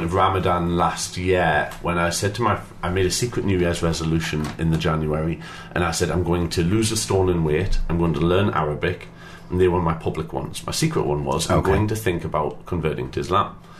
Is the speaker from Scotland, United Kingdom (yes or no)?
no; Newcastle upon Tyne, North East England, United Kingdom; accent: Geordie; I'm from Newcastle